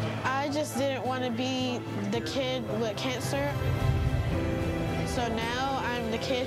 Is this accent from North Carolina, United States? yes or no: yes; North Carolina, United States; I am from North Carolina.